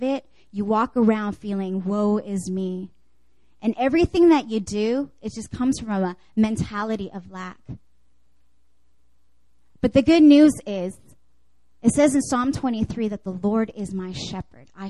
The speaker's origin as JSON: {"language": "English", "country": "Canada", "tie": "born or raised there", "moved": "yes", "said": "I grew up actually in Canada"}